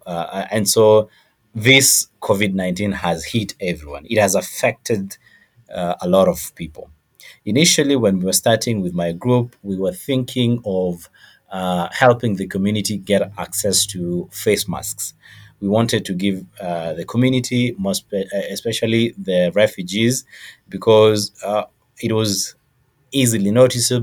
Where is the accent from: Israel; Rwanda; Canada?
Rwanda; also born or lived in Kenya; now in Nairobi, Kenya; I'm a refugee from Rwanda. We came here quite some years ago in Kenya.